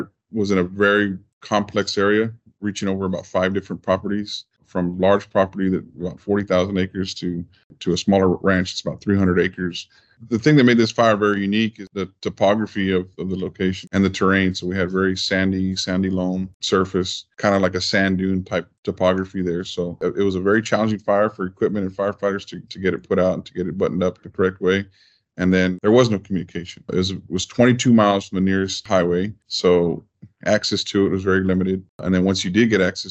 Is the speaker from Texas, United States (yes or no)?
yes; Falfurrias, Texas, United States; also born or lived in McAllen, Texas; originally from McAllen, but I was raised in Falfurrias. I was moved there as a kid with my dad